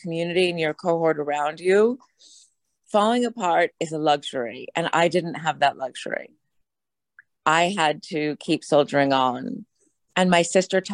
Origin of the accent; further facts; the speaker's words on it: United States; I am an American